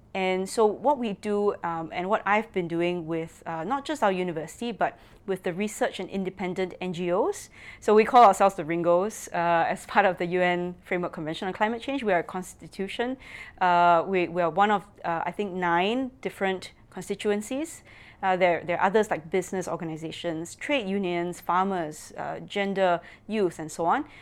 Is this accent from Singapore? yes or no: yes; Singapore; I'm from Singapore